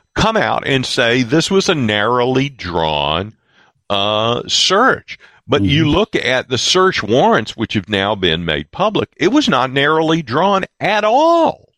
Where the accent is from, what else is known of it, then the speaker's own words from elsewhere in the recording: the South, United States; I grew up in the South uh, at the right. tail end of uh, Jim Crow South.